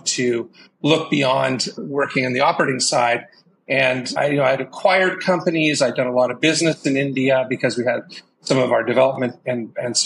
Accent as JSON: {"language": "English", "town": "Vancouver", "region": "British Columbia", "country": "Canada", "tie": "born or raised there", "also_born_or_lived": "San Francisco Bay Area / Seattle", "moved": "as an adult", "said": "I grew up in Vancouver, Canada"}